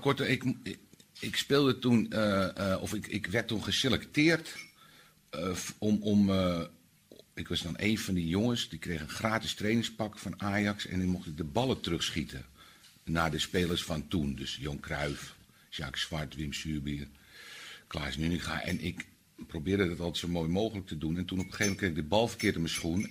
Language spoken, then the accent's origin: Dutch; Amsterdam, North Holland, Netherlands; als Amsterdammer